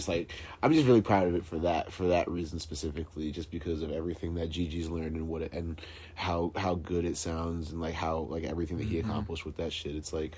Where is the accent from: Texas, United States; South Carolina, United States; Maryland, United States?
Maryland, United States; Calvert County; moved away as an adult; now in Philadelphia, United States; So I moved to Philly in 2010. I was living in Maryland. I grew up in Maryland. What part? I'm from Calvert County.